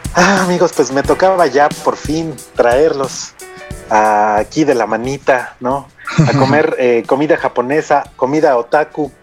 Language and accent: Spanish; Mexico; como mexicanos